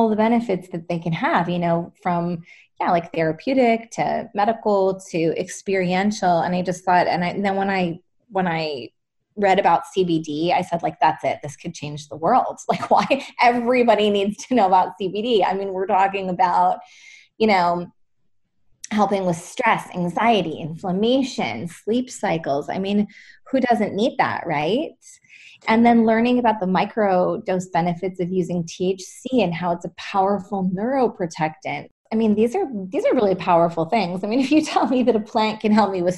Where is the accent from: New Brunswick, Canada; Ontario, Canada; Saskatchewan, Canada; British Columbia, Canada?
British Columbia, Canada; I grew up in British Columbia, actually.